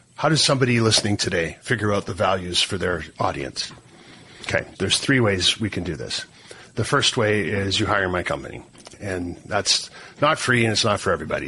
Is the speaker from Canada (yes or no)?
yes; Canada; as a Canadian sitting up here